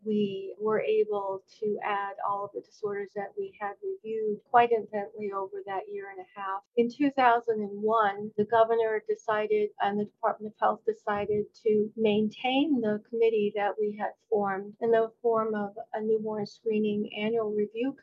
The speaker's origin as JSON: {"language": "English", "region": "New Jersey", "country": "United States", "said": "When I returned to New Jersey, which is my home state"}